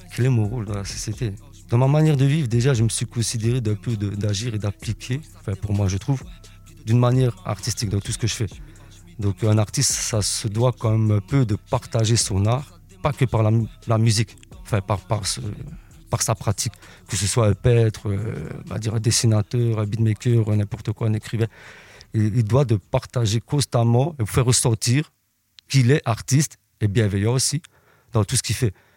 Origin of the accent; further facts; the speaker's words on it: Liège, Wallonia, Belgium; je viens de Liège.